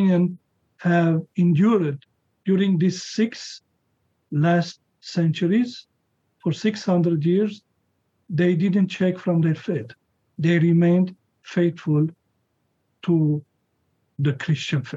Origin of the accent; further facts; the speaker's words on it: Lebanon; now in United States; My father was born in Lebanon. I was born in Lebanon.